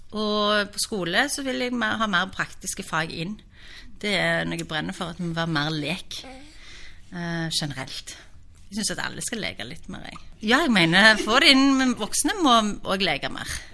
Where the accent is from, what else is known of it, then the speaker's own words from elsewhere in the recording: Stavanger, Rogaland, Norway; also born or lived in Oslo; er født og oppvokst i Stavanger.